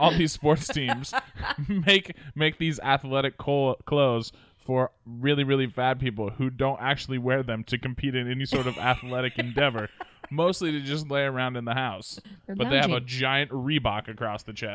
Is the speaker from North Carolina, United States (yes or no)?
no; Oregon, United States; I'm from Oregon.